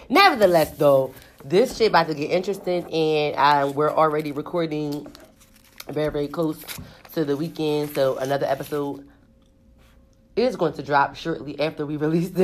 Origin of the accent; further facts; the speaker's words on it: Philadelphia, Pennsylvania, United States; 215. Remember, I'm from Philly.